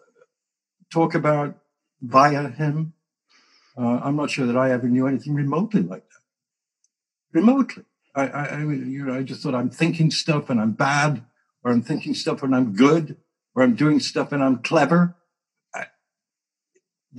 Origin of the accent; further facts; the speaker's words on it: England, United Kingdom; moved away; I came from England, stiff upper lip, don't admit anything, total denial, all of that. I wasn't the worst example of that, but I was from there